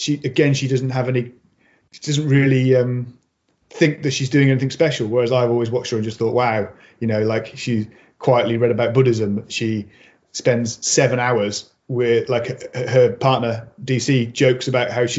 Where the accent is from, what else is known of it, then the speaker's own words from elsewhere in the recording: Mid Wales, United Kingdom; also born or lived in Birmingham; I grew up on a small holding on the side of a hill in Wales. Like, you know, we moved from Birmingham when I was four